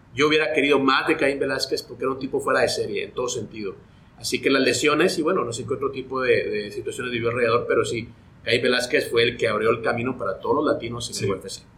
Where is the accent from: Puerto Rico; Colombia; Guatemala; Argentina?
Guatemala; moved away as an adult; also born or lived in Los Angeles, United States; yo soy de Guatemala, allá arranco mi carrera periodística